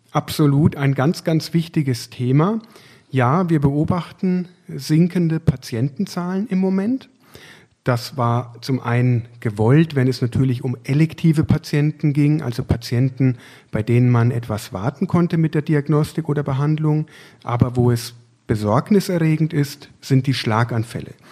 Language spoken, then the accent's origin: German; Würzburg, Bavaria, Germany; now in Essen, Germany; Ich bin damals von Würzburg, sozusagen als Franke, als hausechter Franke, hierher gewechselt in das Ruhrgebiet